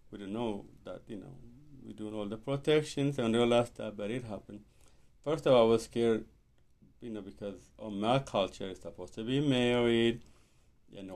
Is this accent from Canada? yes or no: no; Ethiopia; moved away; I'm from Ethiopia